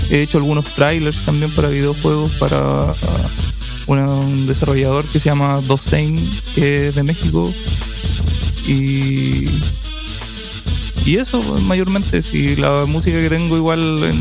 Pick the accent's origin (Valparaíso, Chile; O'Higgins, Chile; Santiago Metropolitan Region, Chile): Valparaíso, Chile; Soy de acá de Valparaíso. Y soy compositor y productor.